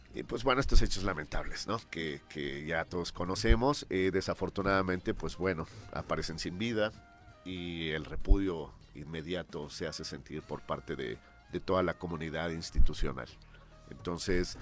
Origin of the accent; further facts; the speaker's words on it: Mexico City, Mexico; moved away as an adult; now in Morelos, Mexico; Yo soy de la Ciudad de México, tengo 22 años ya viviendo aquí en el estado